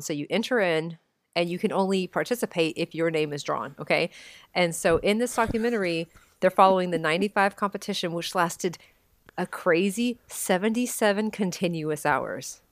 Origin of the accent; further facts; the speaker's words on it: Texas, United States; my hometown of Texas